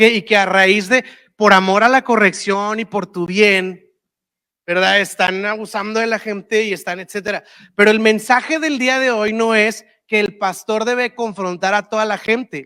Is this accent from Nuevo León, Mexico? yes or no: yes; Monterrey, Nuevo León, Mexico; yo soy de Monterrey, ya sabes, y pues acá en Monterrey tenemos todo